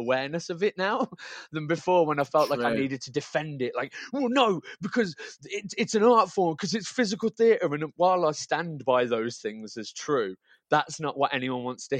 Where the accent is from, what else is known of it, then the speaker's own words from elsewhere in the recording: Birmingham, West Midlands, United Kingdom; moved away; I'm from Birmingham, but I'm living back in Birmingham now again